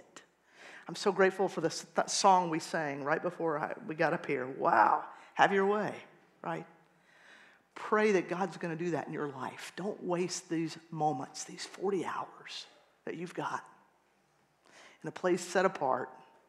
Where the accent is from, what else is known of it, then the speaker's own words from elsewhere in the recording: Atlanta, Georgia, United States; moved away as an adult; now in Bethlehem, United States; I am from Atlanta, Georgia, if you didn't recognize the accent